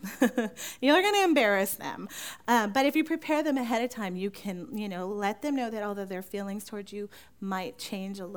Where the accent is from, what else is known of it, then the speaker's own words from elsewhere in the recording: California, United States; Now, growing up in California, Beth and I both grew up in California. We didn't know each other there